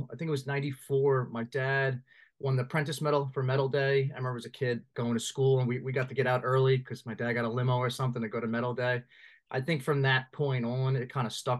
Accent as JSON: {"language": "English", "town": "New York City", "region": "New York", "country": "United States", "tie": "born or raised there", "also_born_or_lived": "Philadelphia", "said": "I was born and raised in Westerly in Staten Island"}